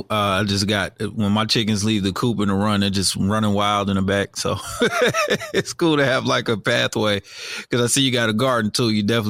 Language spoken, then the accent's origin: English; New Jersey, United States; now in Douglasville, Georgia, United States; I'm actually from New Jersey